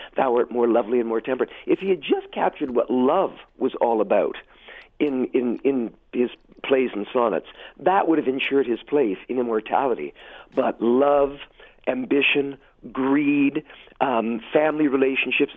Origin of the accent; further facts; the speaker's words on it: Hamilton, Ontario, Canada; moved away as an adult; also born or lived in Toronto / Montreal; I was born and raised in Hamilton and Westdale